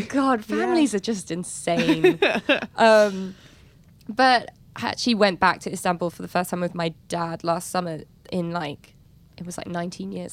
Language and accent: English; London, United Kingdom; moved away; born and raised in London